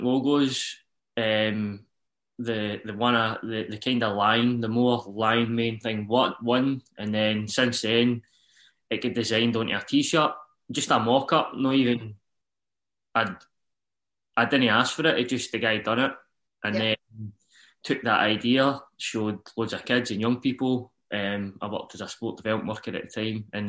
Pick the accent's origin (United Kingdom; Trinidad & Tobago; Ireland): United Kingdom; Uddingston, Scotland; I am from Uddingston, Nowview Park, which is just next to each other